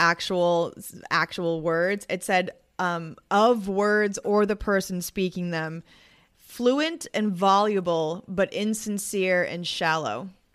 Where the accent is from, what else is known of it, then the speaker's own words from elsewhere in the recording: Boston, Massachusetts, United States; I am from Boston